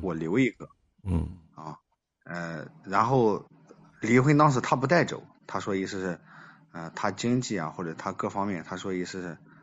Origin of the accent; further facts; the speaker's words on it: Henan, China; 我是河南的